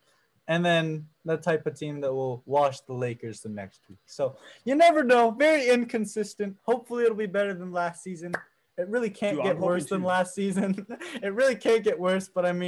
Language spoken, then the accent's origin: English; Los Angeles, California, United States; Los Angeles, California. Born and raised.